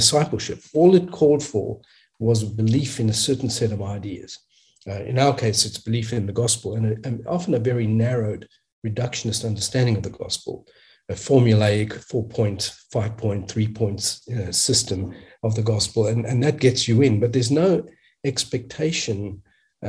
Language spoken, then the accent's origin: English; South Africa; also born or lived in Australia; now in United States; In a sense, I grew up in apartheid South Africa